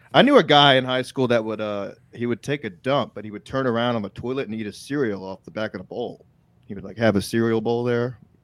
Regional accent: Texas, United States; I'm from Texas

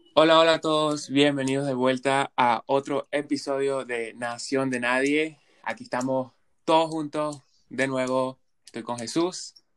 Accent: Venezuela; now in Canada; de Venezuela

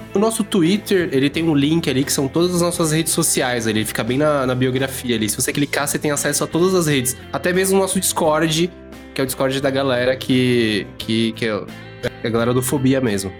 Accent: Brazil; como brasileiro

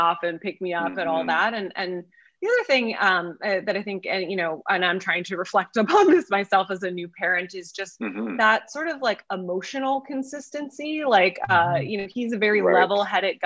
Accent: outside of Philadelphia, Pennsylvania, United States; I grew up outside of Philadelphia

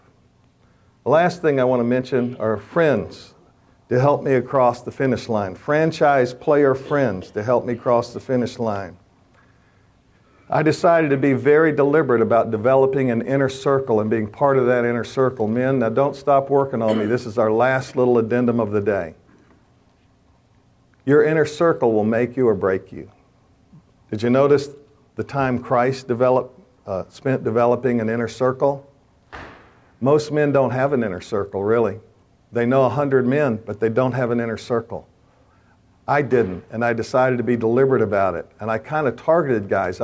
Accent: the South, United States; now in Washington, D.C., United States; I'm a Southerner

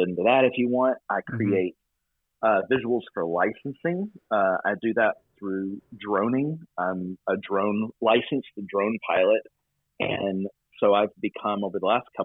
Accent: Wynne, Arkansas, United States; moved away as an adult; also born or lived in Nashville, Tennessee; now in Portland, United States; Born and raised in Arkansas in a small rural town called Wynn, just outside of Memphis.

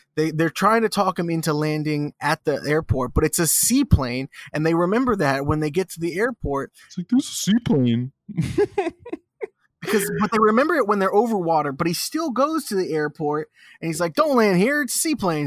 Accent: Sarasota, Florida, United States; my hometown.

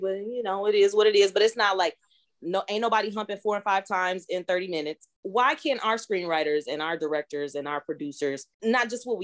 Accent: Omaha, Nebraska, United States; I grew up in Omaha. Like, this is where I'm from.

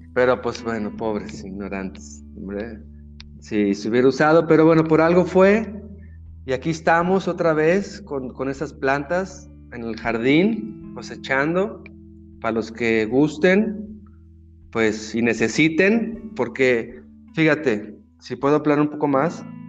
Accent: Mexico; otro mexicano

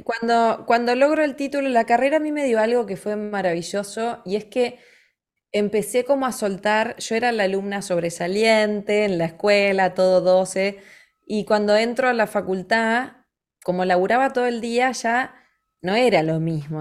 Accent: Montevideo, Uruguay; nací en Montevideo

